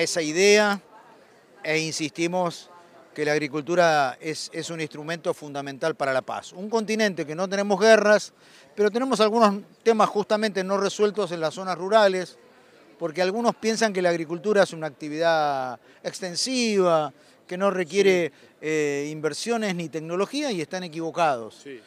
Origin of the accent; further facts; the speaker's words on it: Buenos Aires, Argentina; nací en Buenos Aires